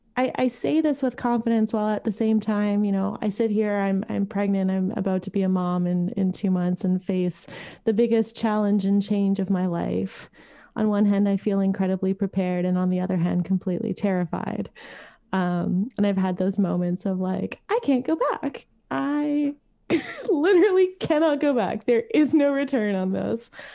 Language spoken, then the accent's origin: English; Montreal, Quebec, Canada; moved away as an adult; I grew up in Montreal. I moved here thirteen years ago